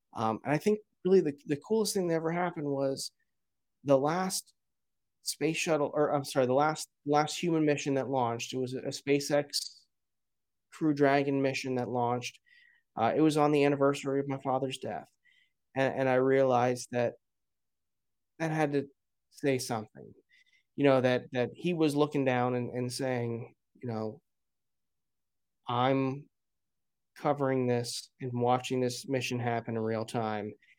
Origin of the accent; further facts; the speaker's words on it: Broward County, Florida, United States; I grew up in Broward County, down there with you